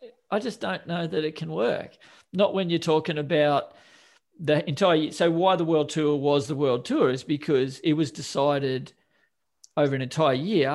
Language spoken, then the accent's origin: English; Australia; I'm an Aussie